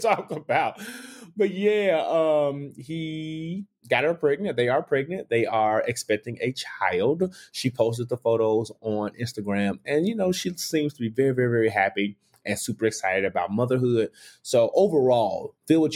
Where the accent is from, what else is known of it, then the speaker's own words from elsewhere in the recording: Memphis, Tennessee, United States; moved away; I grew up in the Whitehaven area.